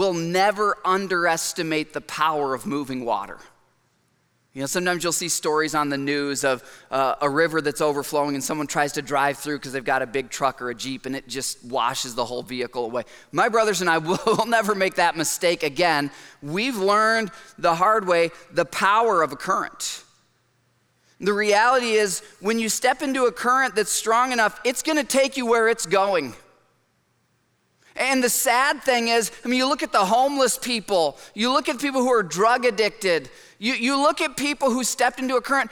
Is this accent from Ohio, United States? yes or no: no; Michigan, United States; I grew up in Michigan and I'm the youngest of four boys